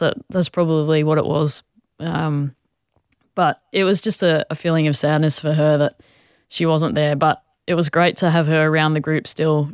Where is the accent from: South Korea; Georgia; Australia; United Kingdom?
Australia; a lot of us as Aussie players